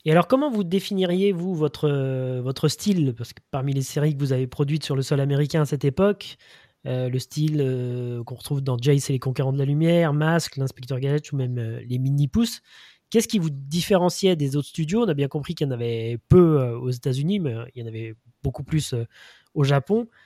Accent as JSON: {"language": "French", "country": "France", "said": "chez nous en France"}